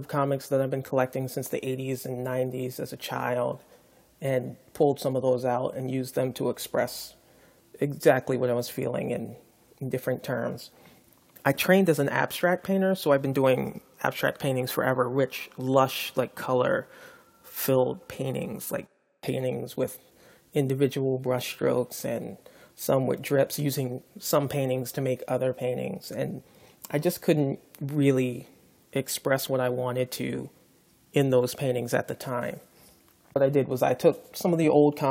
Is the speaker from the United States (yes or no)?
yes; Baltimore, Maryland, United States; now in Brooklyn, United States; I'm a painter from Baltimore, Maryland, living and working in Brooklyn, New York right now